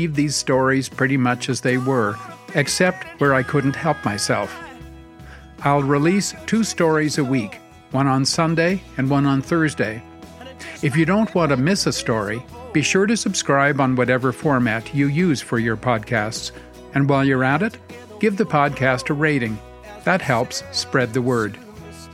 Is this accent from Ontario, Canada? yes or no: no; Montreal, Quebec, Canada; Growing up in Quebec